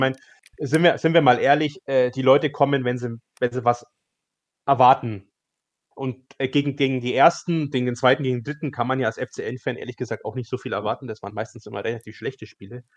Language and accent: German; Upper Bavaria, Germany; Ich komme ja aus Oberbayern